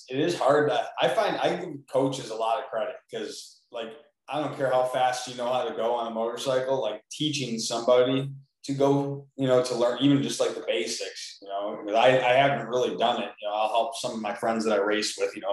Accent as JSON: {"language": "English", "town": "Clarkston", "region": "Michigan", "country": "United States", "tie": "born or raised there", "lives_now": "Waterford, United States", "said": "I live in Waterford now, but I grew up in Clarkston. I went to Clarkston High School."}